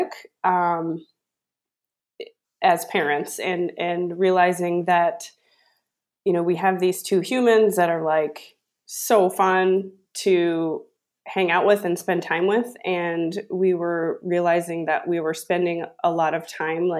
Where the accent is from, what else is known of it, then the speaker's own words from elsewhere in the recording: Sioux Falls, South Dakota, United States; we live in Sioux Falls here, and we grew up in Sioux Falls